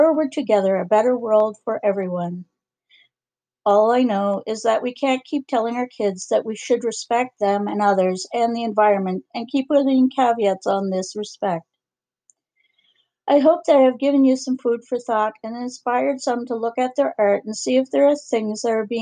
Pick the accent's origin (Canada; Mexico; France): Canada; as a Canadian